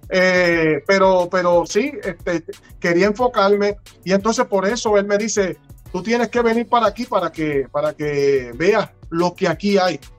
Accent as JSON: {"language": "Spanish", "country": "Puerto Rico", "lives_now": "United States", "said": "yo amo a Puerto Rico, yo amo mi tierra, por mí, yo estuviera ahora mismo en Puerto Rico."}